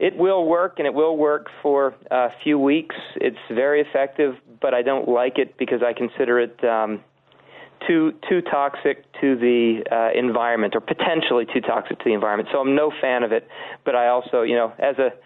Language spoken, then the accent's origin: English; Philadelphia, Pennsylvania, United States; also born or lived in Georgia; now in Minnesota, United States; I grew up in Philadelphia, not too far away from where they're actually introduced back in the teens, and then went down to Georgia where they were also, and now I'm in Minnesota